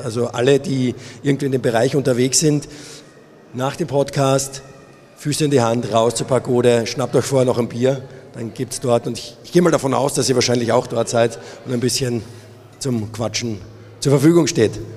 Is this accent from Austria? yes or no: yes; Austria; now in Munich, Germany; ich bin Österreicher